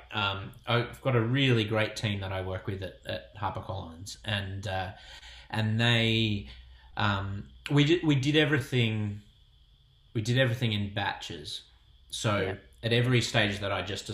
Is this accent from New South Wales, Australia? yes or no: yes; Sydney, New South Wales, Australia; I'm from Sydney